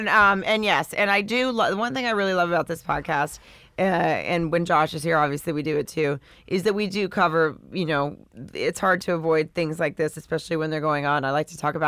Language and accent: English; the South, United States; And I'm from the South, so I was supposed to be married at, you know, 20